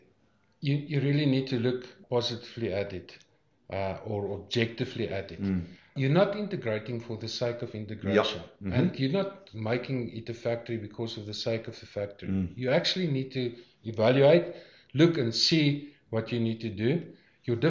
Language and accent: English; Namibia; I grew up in Namibia